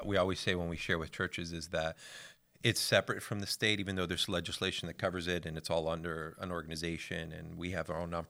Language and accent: English; Tampa, Florida, United States; my wife Monica. We're from Tampa, Florida.